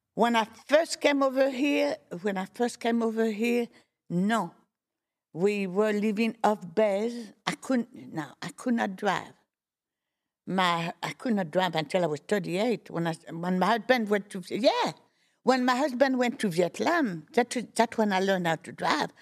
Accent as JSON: {"language": "English", "town": "Fontainebleau", "region": "Île-de-France", "country": "France", "tie": "born or raised there", "also_born_or_lived": "Boulogne-sur-Mer, France", "moved": "yes", "said": "I am from Fontainebleau, but I was not born in Fontainebleau."}